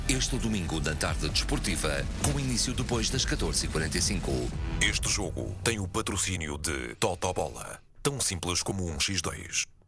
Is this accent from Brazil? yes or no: no; Portugal; trabalhamos em Portugal, somos portugueses